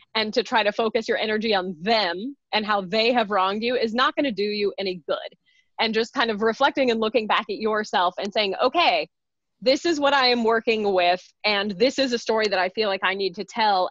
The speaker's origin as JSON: {"language": "English", "region": "rural Texas", "country": "United States", "tie": "born or raised there", "also_born_or_lived": "Chicago", "moved": "yes", "said": "I grew up gay in Texas in the 80s and 90s, right? And I was in rural Texas"}